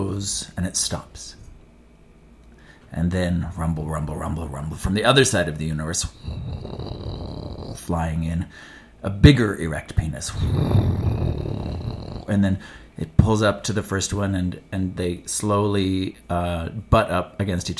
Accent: Edmonton, Alberta, Canada; my hometown of Edmonton, Alberta, Canada

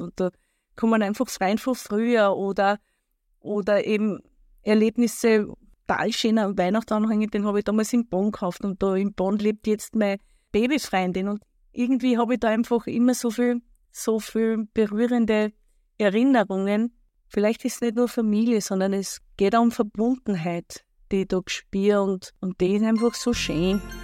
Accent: where the Erlauf flows into the Danube, Lower Austria, Austria; Ich komme aus einer kleinen Ortschaft in Niederösterreich. Dort, wo die Erlauf in die Donau mündet. Und dort, wo ich groß geworden bin

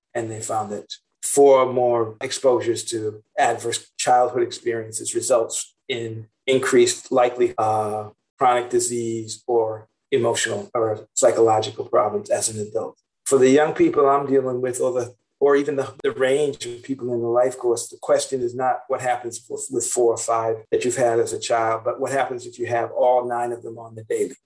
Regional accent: Boston, Massachusetts, United States; now in San Francisco, United States; I grew up in Roxbury, which is part of Boston.

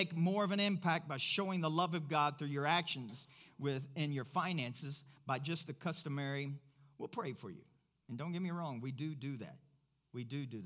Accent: Kentucky, United States; now in Pueblo, United States; I'm from Kentucky.

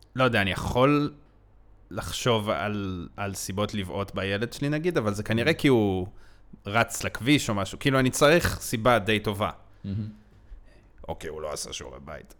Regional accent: Israel; אני ישראלי

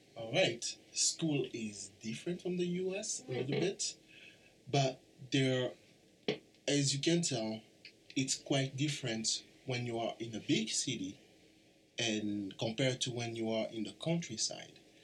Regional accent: DR Congo; moved away; I'm originally from the Democratic Republic of Congo

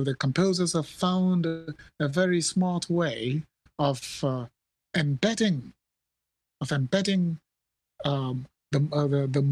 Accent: Nigeria

